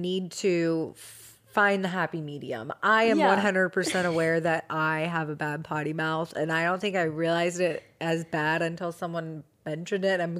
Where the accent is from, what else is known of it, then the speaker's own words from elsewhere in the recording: Seattle, Washington, United States; I am from Seattle. Mm-hmm. I was born there. I know this area that she was at.